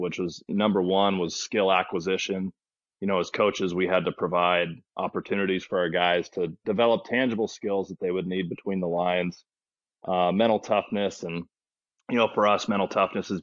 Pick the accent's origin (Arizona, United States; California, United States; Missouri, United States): California, United States; Placerville; also born or lived in Santa Cruz, California; I grew up in Placerville, California